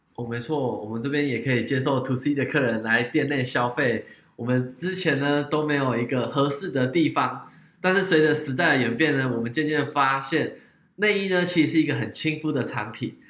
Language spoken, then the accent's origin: Chinese; Taiwan; 日本的体，体型跟我们台湾人的体型